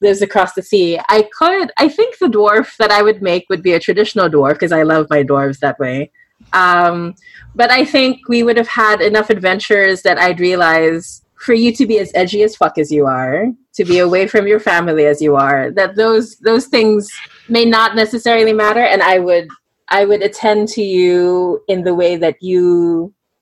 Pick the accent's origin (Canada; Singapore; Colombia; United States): Singapore; I grew up in Singapore.